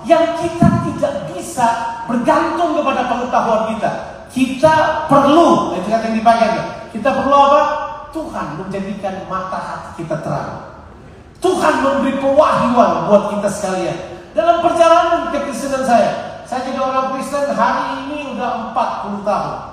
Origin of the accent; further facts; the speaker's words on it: Ambon, Maluku, Indonesia; Saya besar di Ambon, Di Camp Ambon. Dan di Camp Ambon kita rusak masih muda banget ya